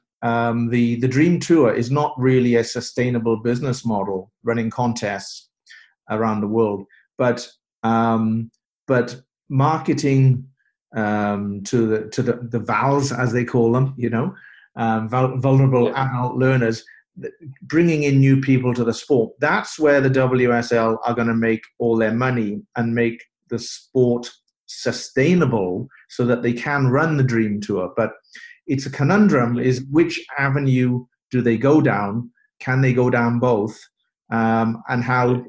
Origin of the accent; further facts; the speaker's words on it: Bristol, South West England, United Kingdom; moved away; my hometown in the UK, in Bristol